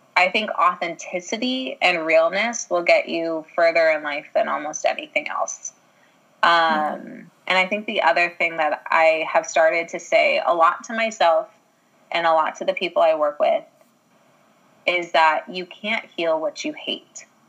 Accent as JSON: {"language": "English", "country": "Ireland", "said": "I'm an Irish girl"}